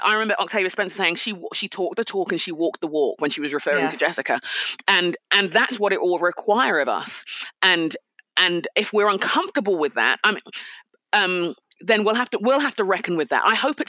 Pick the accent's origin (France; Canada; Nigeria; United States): Nigeria; also born or lived in United Kingdom; You know, I'm a Nigerian. Yes. We respect our elders. It's what we do. I'm a Brit.